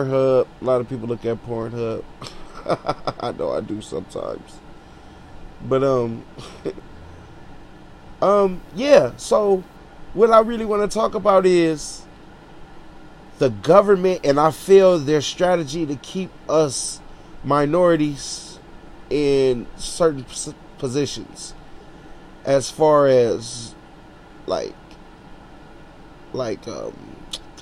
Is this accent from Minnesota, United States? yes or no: no; Los Angeles, California, United States; straight out of Watts, all my life, 32 years old